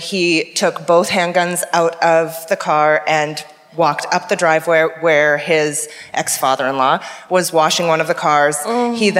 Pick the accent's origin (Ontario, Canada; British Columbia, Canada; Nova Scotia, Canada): British Columbia, Canada; Vernon; I'm from Vernon, British Columbia, which is... Yeah. What up, Okanagan? So it's about, I don't know, a 5-hour drive from here.